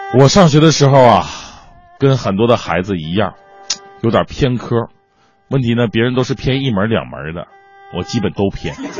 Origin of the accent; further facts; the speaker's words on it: China; 谁让我是中国人呢